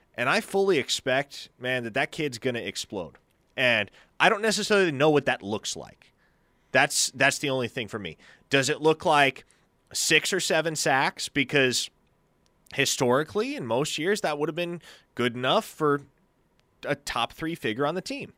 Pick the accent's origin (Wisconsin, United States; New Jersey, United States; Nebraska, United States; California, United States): Nebraska, United States; moved away; my home state